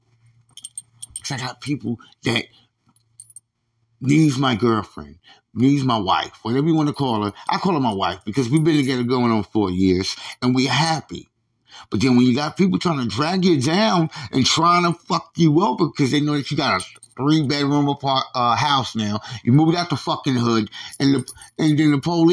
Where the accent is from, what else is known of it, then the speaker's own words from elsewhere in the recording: New York, United States; moved away; I'm from New York.